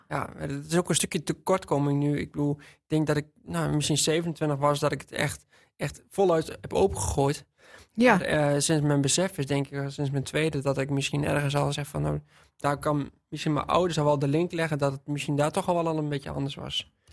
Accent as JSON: {"language": "Dutch", "town": "Witteveen", "region": "Drenthe", "country": "Netherlands", "tie": "born or raised there", "said": "Ik ben opgegroeid in Witteveen"}